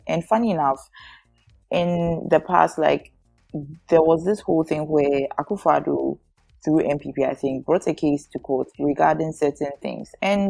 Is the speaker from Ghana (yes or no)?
yes; Ghana